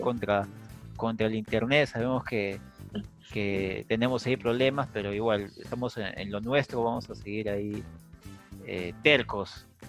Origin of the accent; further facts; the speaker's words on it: Peru; no me siento tan peruano